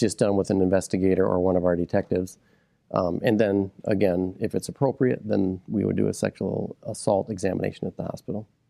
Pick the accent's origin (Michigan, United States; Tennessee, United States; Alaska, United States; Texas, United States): Michigan, United States; Midland; I was born and raised here in Midland County